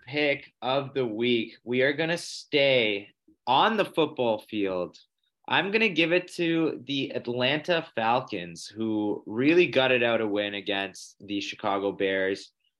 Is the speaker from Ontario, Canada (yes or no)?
yes; Toronto, Ontario, Canada; As we're all from Toronto